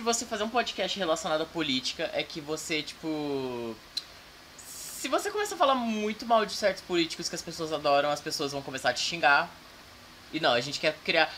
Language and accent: Portuguese; Campinas, São Paulo, Brazil; Eu nasci em Campinas, São Paulo, cidade linda, maravilhosa, cheia de poluição. E só que eu tive que me mudar para fora de Campinas e aí, tipo, eu voltei para Campinas